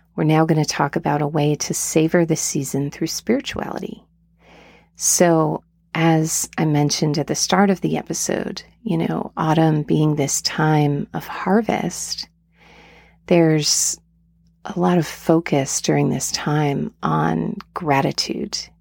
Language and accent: English; Asheville, North Carolina, United States; my hometown of Asheville, North Carolina